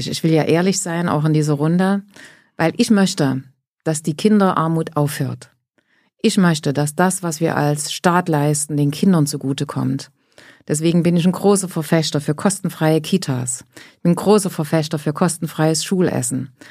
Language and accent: German; East Germany, Germany; Nee, ich bin ja aus Ostdeutschland.